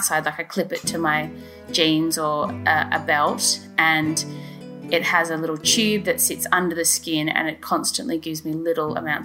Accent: Australia; moved away as an adult; now in Oxford, United Kingdom; I'm originally from Australia and I'm going to go back to Australia soon

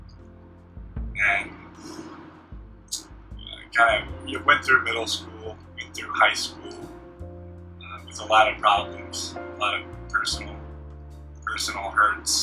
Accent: Tennessee, United States; I was born in Tennessee, lived there pretty much my whole life

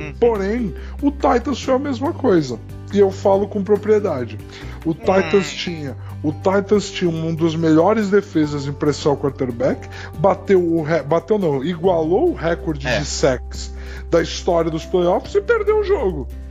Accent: Brazil; A gente é brasileiro

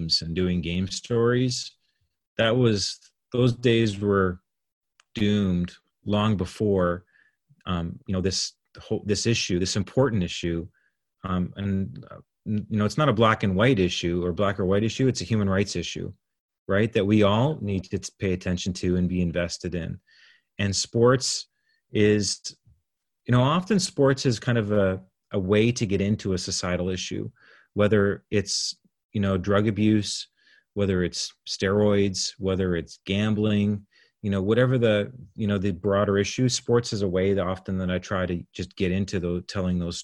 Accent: Canada; I'm Canadian

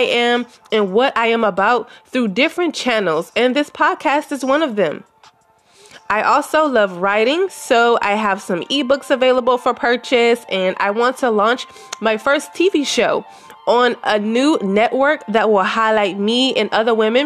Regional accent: Louisiana, United States; moved away as an adult; now in Texas, United States; I was born and lived in Louisiana until my mother passed, and then I moved to Texas as a licensed cosmetologist

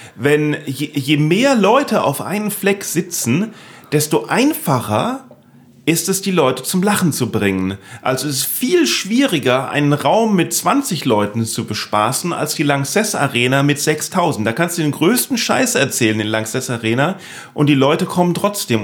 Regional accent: Neustadt an der Weinstraße, Rhineland-Palatinate, Germany; ich bin in Neustadt in der Weinstraße aufgewachsen

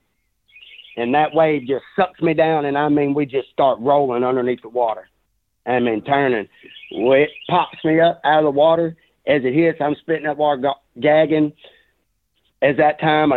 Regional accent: Southeast Arkansas, United States; I was raised in Southeast Arkansas where I grew up swimming in these rivers

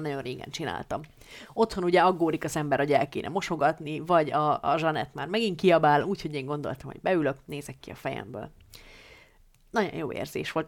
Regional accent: Hungary; a szülőfalumnak, a kisköznek

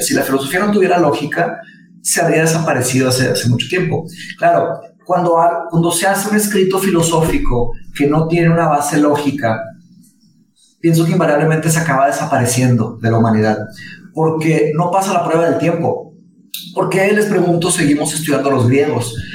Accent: Monterrey, Nuevo León, Mexico; also born or lived in Brazil; yo nací en Brasil, me vine a México cuando tenía cinco años, cuando mis papás se se divorciaron, nada más, se casó otra vez con un brasileño eh, que su trabajo nos trajo a Monterrey

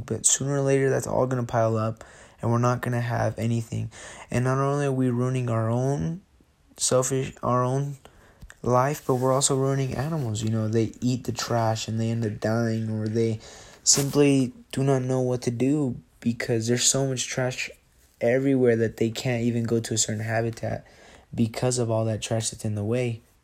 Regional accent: Jalisco, Mexico; now in Sandy, United States; I am from Jalisco, Mexico, and I lo-, now live in Sandy, Utah

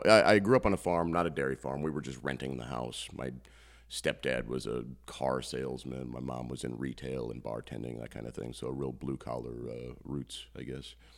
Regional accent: Postville, Iowa, United States; I'm from Postville

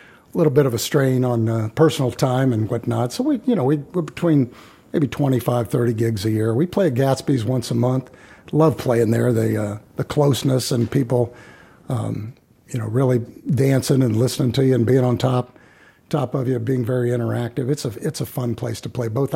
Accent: Columbus, Ohio, United States; also born or lived in Quebec, Canada / Illinois; I grew up in the Northland area, but I've lived on the east side now, for the past 20, 25 years or so.

